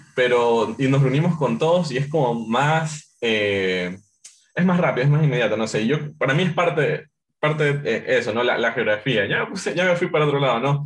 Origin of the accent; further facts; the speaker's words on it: Ecuador; como ecuatorianos tenemos como esta calidad, esta calidez